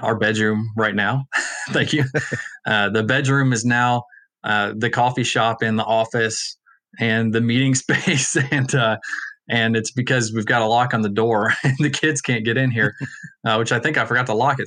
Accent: Allen, Texas, United States; I'm from Allen

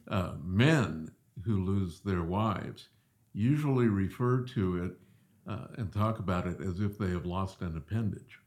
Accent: Southeast, United States; moved away as an adult; also born or lived in Springfield, Missouri; growing up in the Southeast, a lot of Southern Baptists

